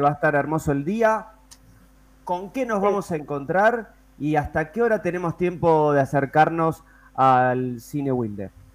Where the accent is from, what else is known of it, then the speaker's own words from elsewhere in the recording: Avellaneda, Buenos Aires Province, Argentina; nosotros también ambos somos de Avellaneda